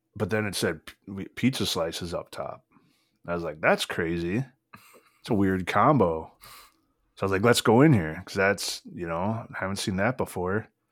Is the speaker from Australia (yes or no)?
no; United States; I'm from America